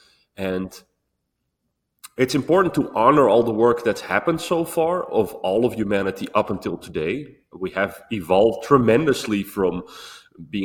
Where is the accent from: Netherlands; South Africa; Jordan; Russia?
Netherlands; I was born, well, this body was born in Holland